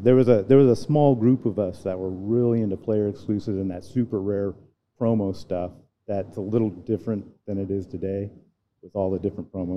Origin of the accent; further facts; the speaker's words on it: Northern California, United States; now in Newport Beach, United States; I grew up in Northern California